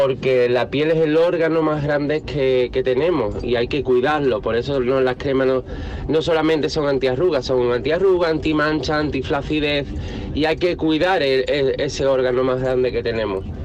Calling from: Sanlúcar de Barrameda, Andalusia, Spain; Hola, buenos días, equipo. … de Lucas de Barrameda.

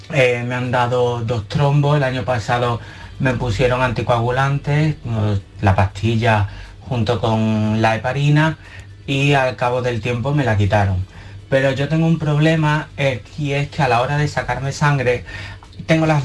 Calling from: Seville, Andalusia, Spain

